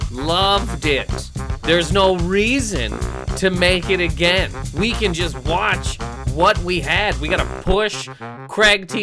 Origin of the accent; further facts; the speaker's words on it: Canada; I'm from Canada